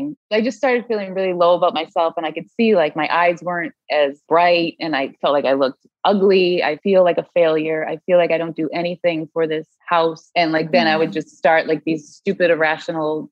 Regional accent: Massachusetts, United States; moved away as an adult; now in Connecticut, United States; I am from Massachusetts. I moved down to Connecticut to live closer to a girlfriend probably like 3-4 years ago

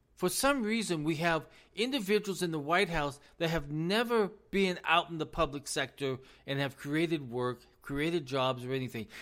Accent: United States; as American citizens

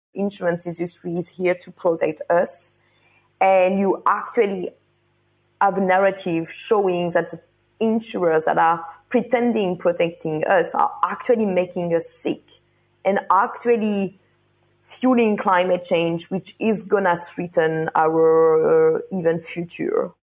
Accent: France; also born or lived in Paris; I am from France

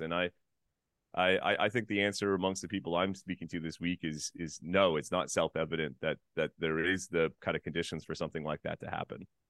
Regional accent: Canada; as a Canadian

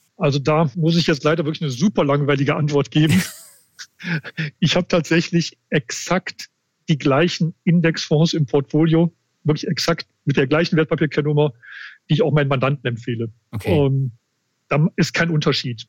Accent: Bergisches Land, Wuppertal, Mettmann, North Rhine-Westphalia, Germany; moved away as an adult; now in Munich, Germany; Ich komme aus dem ja, Rheinland, Bergischen Land, Wuppertal, Mettmann. Da war ich die meiste Zeit. Jetzt seit 30 Jahren aber in München

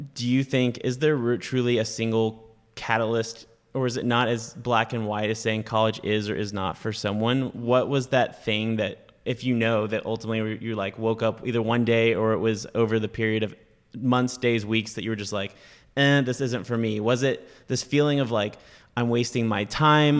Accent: North Carolina, United States; moved away as an adult; also born or lived in Auburn, Alabama / Birmingham, Alabama; I grew up in North Carolina

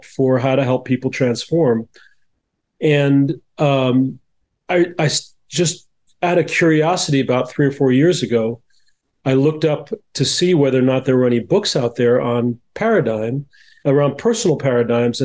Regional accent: New Jersey, United States; now in California, United States; I grew up in New Jersey, which has similar weather, but not as hot.

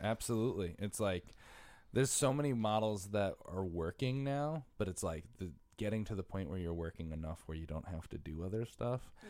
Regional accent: Bridgeport, Connecticut, United States; moved away as an adult; also born or lived in Stratford, Connecticut; now in New York City, United States; I'm from Bridgeport and Stratford. Spent half my life in Bridgeport, half my life in Stratford

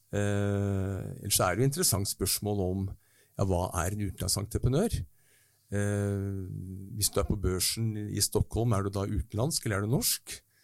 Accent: Norway

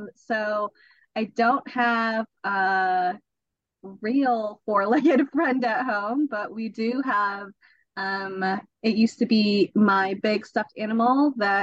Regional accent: United States; I'm still going to come off as American

